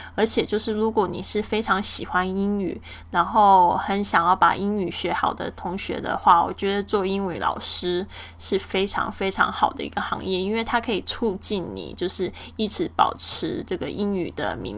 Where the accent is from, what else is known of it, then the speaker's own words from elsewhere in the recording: Kaohsiung, Taiwan; 我家乡的这个高雄的